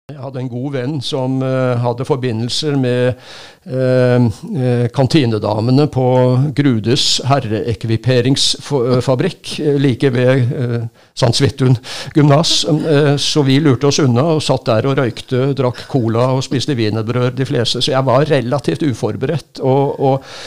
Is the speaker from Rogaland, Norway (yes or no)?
yes; Stavanger, Rogaland, Norway; moved away; jeg kom fra Stavanger, og der eh, Mitt eneste forhold til Forsvaret den gangen var at vi som gutter så sykla vi ut til Madlamoen fra, fra Bekkefaret, hvor jeg bodde